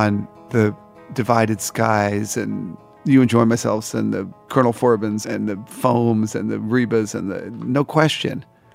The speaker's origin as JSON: {"language": "English", "region": "New Jersey", "country": "United States", "tie": "born or raised there", "moved": "yes", "lives_now": "New York City, United States", "said": "grew up in New Jersey"}